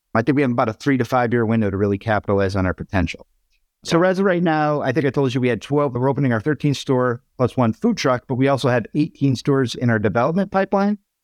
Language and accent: English; Waterbury, Connecticut, United States; my hometown of Waterbury, Connecticut